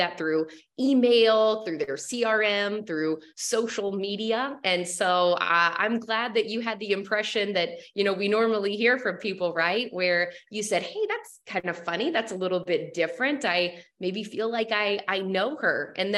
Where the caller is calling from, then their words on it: Costa Rica; I'm calling from Costa Rica, so I am joining you in the beautiful weather downhill here in Central America.